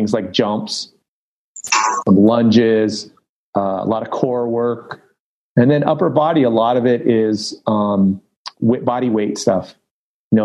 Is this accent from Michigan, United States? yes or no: no; Los Angeles, California, United States; I grew up in Los Angeles, North San Fernando Valley